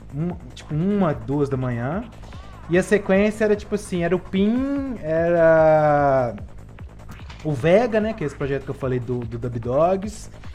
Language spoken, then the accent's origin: Portuguese; Belo Horizonte, Minas Gerais, Brazil; Eu sou aqui da cena mineira, de Belo Horizonte